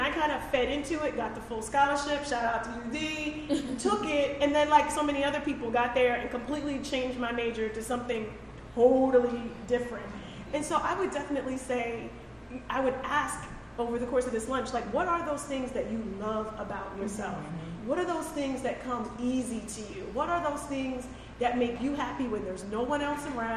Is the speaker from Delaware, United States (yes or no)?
yes; Sussex County, Delaware, United States; I'm also from Sussex County, which is a very small pond.